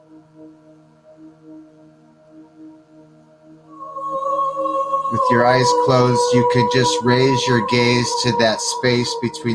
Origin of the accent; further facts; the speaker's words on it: Michigan, United States; I grew up in Michigan